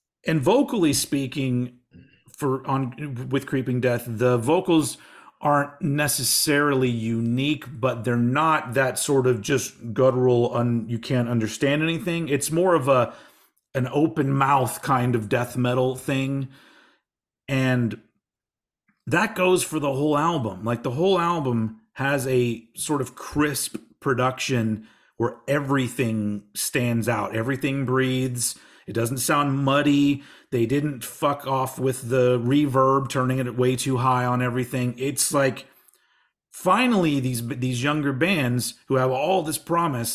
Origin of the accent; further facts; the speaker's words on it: Texas, United States; I'm embarrassed about coming from Texas